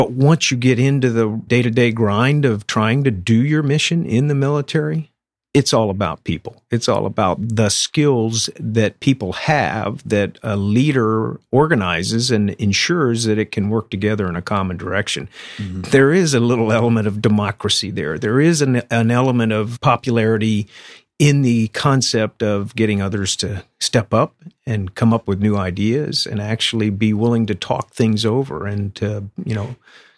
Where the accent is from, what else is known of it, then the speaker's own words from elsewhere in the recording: Winter Haven, Florida, United States; moved away; It's great to be back in Winter Haven, my hometown.